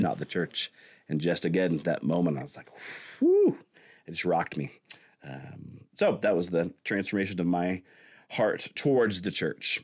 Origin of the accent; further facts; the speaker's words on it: Siloam Springs, Arkansas, United States; I grew up in Salem Springs, Arkansas